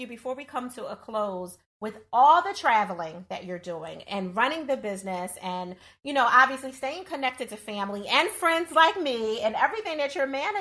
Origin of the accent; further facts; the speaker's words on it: Philadelphia, Pennsylvania, United States; I'm not a New Yorker by background. I'm born and raised in Philadelphia